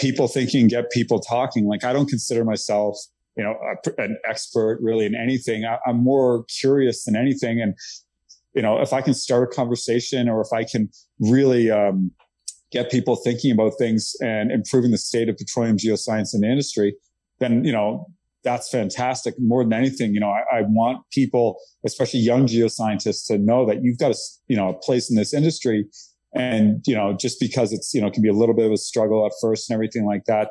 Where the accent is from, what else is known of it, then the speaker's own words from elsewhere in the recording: Nova Scotia, Canada; moved away as an adult; now in Texas, United States; I grew up in Nova Scotia, Canada